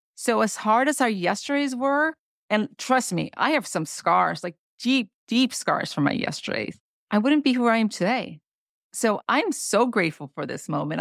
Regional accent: Honduras; moved away; I come from Honduras. That's a third world country.

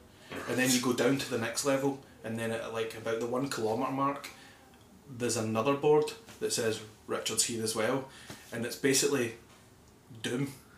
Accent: Paisley, Scotland, United Kingdom; moved away as an adult; also born or lived in Darwin, Australia; now in New Zealand; I'm from Paisley in Scotland.

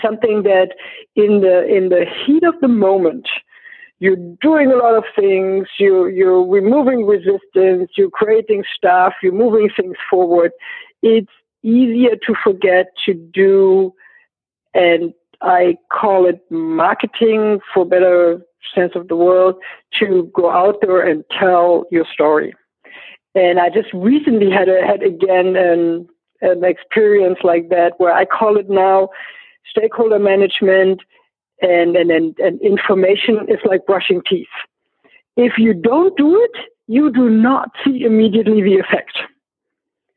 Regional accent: Berlin, Germany; I grew up in East Berlin, so in Eastern Germany.

